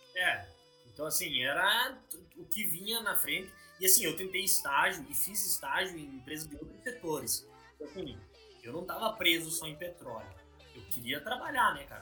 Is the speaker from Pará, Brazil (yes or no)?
no; Progresso, Rio Grande do Sul, Brazil; moved away as an adult; also born or lived in Pelotas / Rio de Janeiro; now in London, United Kingdom; eu sou do interior do Rio Grande do Sul, uma cidade chamada Progresso